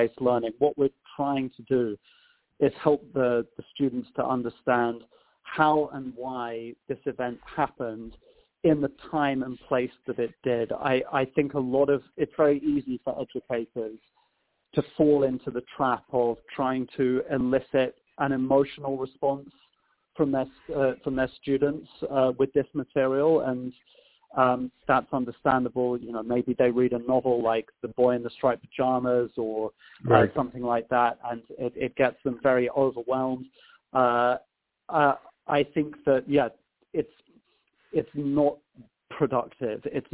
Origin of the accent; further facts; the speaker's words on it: United Kingdom; moved away as an adult; now in Chicago, United States; I come from a very small town that's about an hour north of London, so southeast of the country.